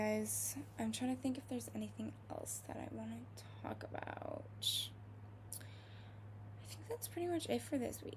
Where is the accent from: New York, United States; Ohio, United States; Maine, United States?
Ohio, United States; I'm from Ohio